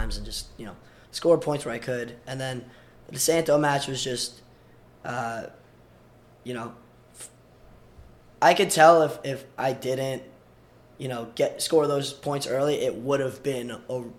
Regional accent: Long Island, New York, United States; moved away as an adult; also born or lived in Belarus / California / Queens, New York / Brooklyn, New York; now in Ithaca, United States; I grew up on Long Island

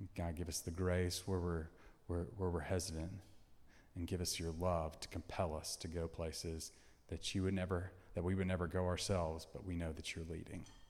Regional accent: Tennessee, United States; moved away as an adult; now in Texas, United States; I'm from Tennessee. All my family's in Tennessee.

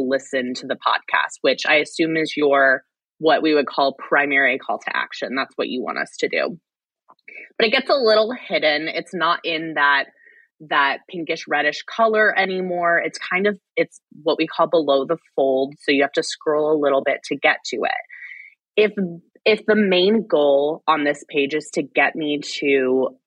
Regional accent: Fort Wayne, Indiana, United States; moved away as an adult; I'm from Fort Wayne, Indiana. I actually just recently moved back

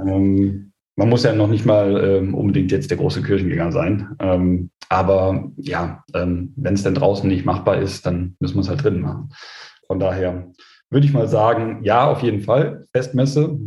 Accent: Osterath, North Rhine-Westphalia, Germany; also born or lived in Krefeld; bei uns in Osterrad

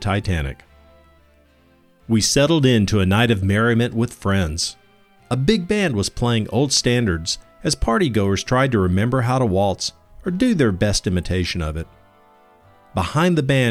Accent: Homewood, Alabama, United States; Growing up in Homewood

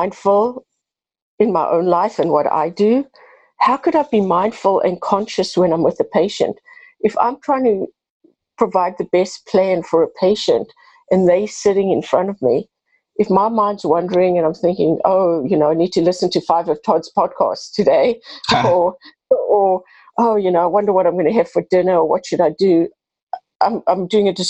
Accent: South Africa; moved away as an adult; now in United States; I have a bit of an accent. I'm originally from South Africa, been in the U.S. for 32 years

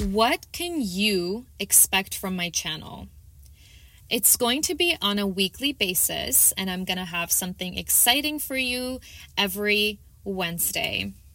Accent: Toronto, Ontario, Canada; I am from Toronto, Canada.

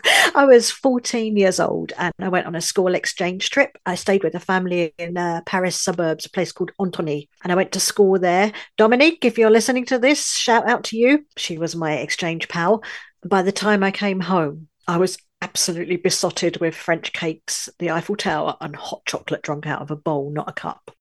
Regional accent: London, United Kingdom; moved away as an adult; also born or lived in northern France; now in France; I was born in London, U K, but I now live in a little village in the far north of France

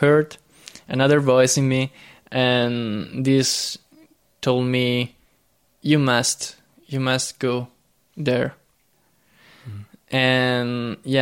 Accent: near Naples, Campania, Italy; English is a second language; moved away as an adult; I was born in Italy, mm-hmm. South Italy, near Naples

